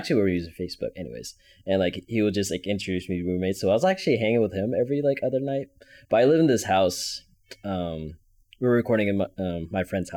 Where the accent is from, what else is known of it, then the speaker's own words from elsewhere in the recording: Fresno, California, United States; also born or lived in Chicago, Illinois; we came to Fresno and settled because the weather was just better